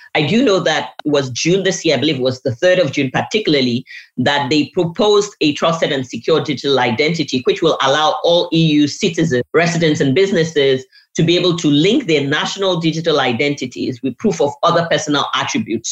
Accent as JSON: {"language": "English", "country": "Nigeria", "tie": "born or raised there", "said": "I'm a Nigerian by birth"}